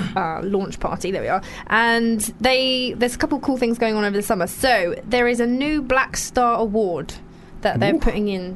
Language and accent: English; London, United Kingdom; also born or lived in Covent Garden; I'm from Lewisham